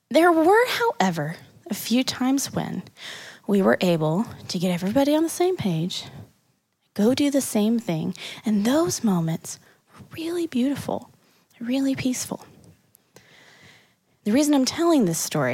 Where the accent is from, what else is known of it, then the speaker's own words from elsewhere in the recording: Kansas City, Missouri, United States; moved away as an adult; I ain't from around here. I'm from Kansas City, Missouri, not Kansas. But I came out here to go to college